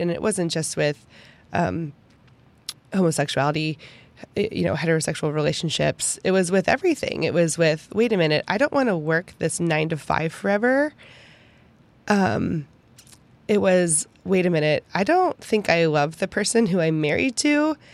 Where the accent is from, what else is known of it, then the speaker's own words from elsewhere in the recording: Pittsburgh, Pennsylvania, United States; moved away as an adult; also born or lived in Kansas; now in Texas, United States; I had never left Pittsburgh before. And I have not changed so much in my entire life since I moved from Pittsburgh